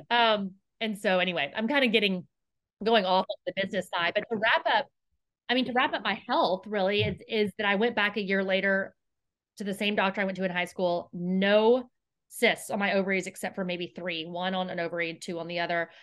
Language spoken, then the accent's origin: English; Houston, Texas, United States; I grew up here in Houston